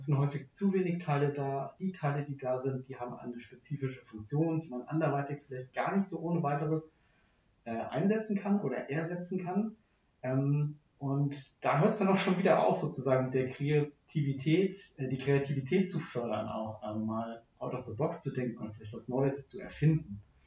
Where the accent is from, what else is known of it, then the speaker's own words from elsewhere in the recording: Frankfurt area, Hesse, Germany; Ich bin dann nicht in Frankfurt groß geworden, sondern äh, im, im, Umland